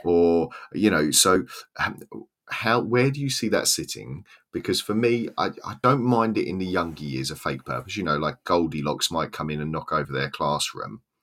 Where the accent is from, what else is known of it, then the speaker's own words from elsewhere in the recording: Southern England, United Kingdom; accent: Southern English, estuary; now in Swansea, United Kingdom; has my accent, a kind of Southern English, kind of estuary accent